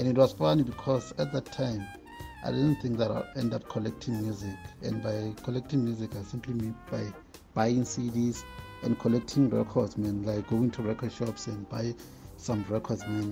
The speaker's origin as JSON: {"language": "English", "region": "Limpopo", "country": "South Africa", "said": "I'm from Limpopo"}